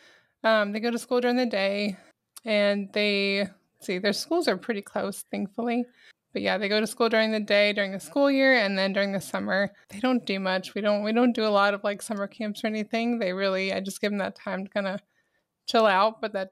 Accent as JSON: {"language": "English", "town": "Albany", "region": "New York", "country": "United States", "moved": "as an adult", "said": "I'm actually from Albany, New York. Moved down to Texas when I was 18. Met him shortly after. But we both even up there, I lived more in the country and we both kind of miss it a little bit."}